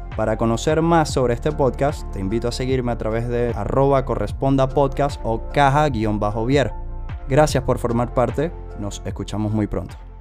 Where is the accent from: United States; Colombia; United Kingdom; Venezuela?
Venezuela; moved away as an adult; el aniversario de la última vez que estuve sobre suelo venezolano